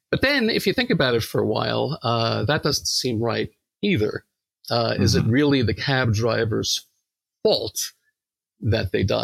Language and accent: English; New York, United States; accent: New York; and they made fun of my New York accent.